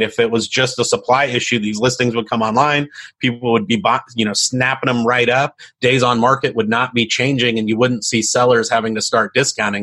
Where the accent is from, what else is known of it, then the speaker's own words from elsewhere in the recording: San Diego, California, United States; I grew up in East County, San Diego